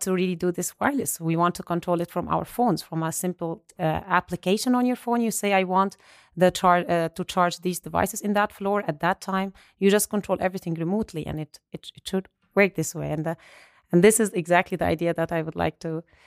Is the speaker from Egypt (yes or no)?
yes; Alexandria, Alexandria Governorate, Egypt; moved away as an adult; also born or lived in Ulm, Germany; now in Germany; I was born and raised in Alexandria, Egypt. I moved to Germany to study for my master's uh, degrees